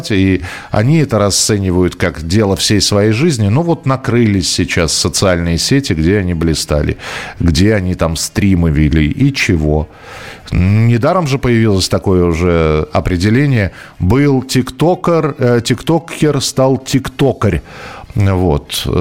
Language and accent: Russian; Orenburg Oblast, Russia; Сам родом из Оренбургской области девочек учили вязать знаменитые оренбургские платки.